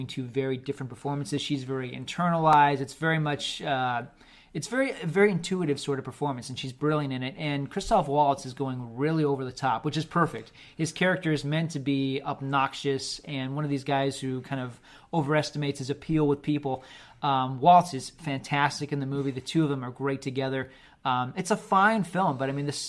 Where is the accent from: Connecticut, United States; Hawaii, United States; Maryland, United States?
Hawaii, United States; Oahu; growing up in Oahu